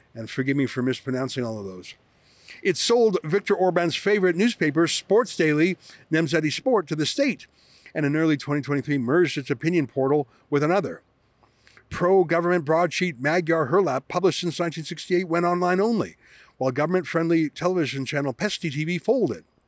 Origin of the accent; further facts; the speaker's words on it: Canada; I come from Canada